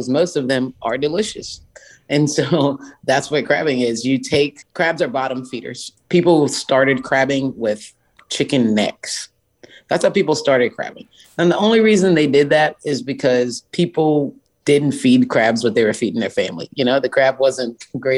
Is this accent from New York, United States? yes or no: no; Charleston, South Carolina, United States; Charleston, South Carolina is my hometown. I love it. I grew up in downtown Charleston.